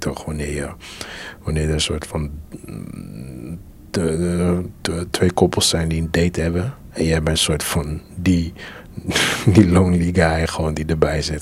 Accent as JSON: {"language": "Dutch", "country": "Curaçao", "moved": "yes", "lives_now": "Netherlands", "said": "ik kom ook van Curaçao"}